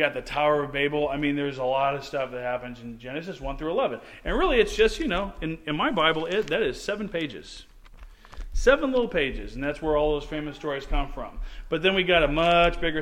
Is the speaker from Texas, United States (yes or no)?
no; St. Louis, Missouri, United States; moved away; I am originally from St. Louis, Missouri